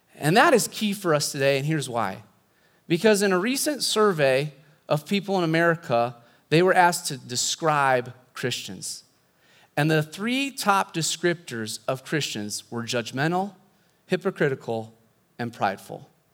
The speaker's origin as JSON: {"language": "English", "town": "Pella", "region": "Iowa", "country": "United States", "tie": "born or raised there", "also_born_or_lived": "Southern California", "moved": "as an adult", "said": "I grew up here in Pella"}